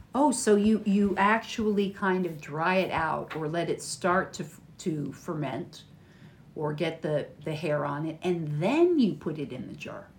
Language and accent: English; United States; from America